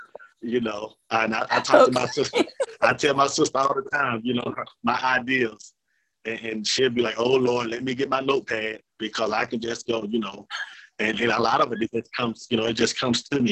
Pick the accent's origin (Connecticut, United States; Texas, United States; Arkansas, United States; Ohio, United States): Arkansas, United States; Jonesboro; I was born and raised in Jonesboro.